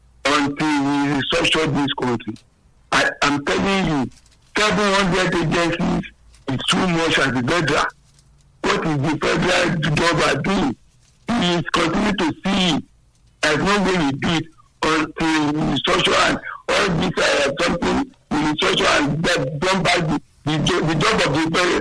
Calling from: New York, United States; I'm calling from New York.

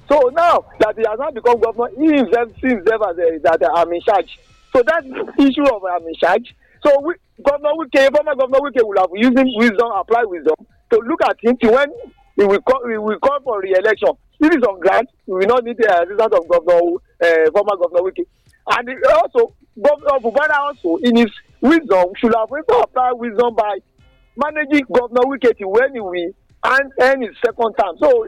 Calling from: Milan, Lombardy, Italy; Yeah, Larry, I'm calling from Milano.

